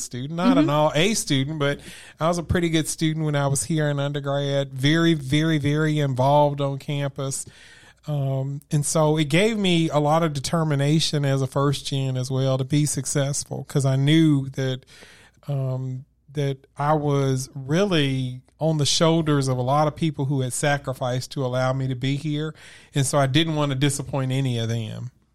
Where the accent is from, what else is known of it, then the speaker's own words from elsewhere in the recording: Memphis, Tennessee, United States; grew up where I grew up in Memphis in a single parent household